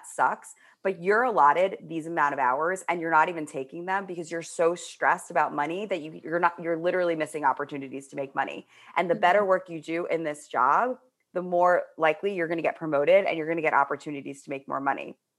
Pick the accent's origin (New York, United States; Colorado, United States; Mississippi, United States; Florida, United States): New York, United States; Manhattan; I was like from Manhattan. Everybody else was from Long Island. So like I had this big, it's a very different energy when you're like from the suburbs versus city kid.